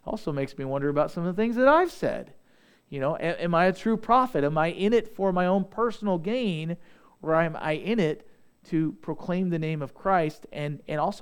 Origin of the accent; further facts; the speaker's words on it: Southeast Missouri, United States; I'm from Southeast Missouri